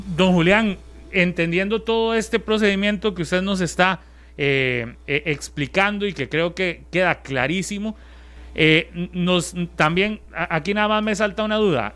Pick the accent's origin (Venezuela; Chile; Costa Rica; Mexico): Costa Rica; todos los ticos entendemos cuando se dice eso